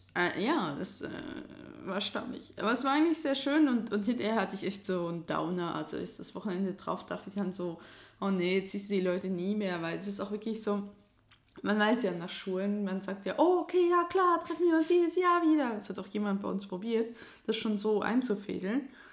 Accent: Switzerland; als Schweizerin

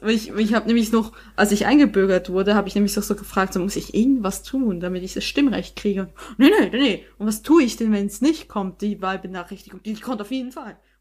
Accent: Switzerland; now in Germany; Ich bin weiterhin mhm. Schweizerin

